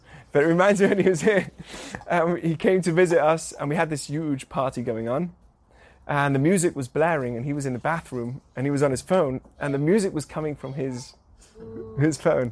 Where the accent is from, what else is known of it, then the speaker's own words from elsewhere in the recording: England, United Kingdom; moved away; I grew up in England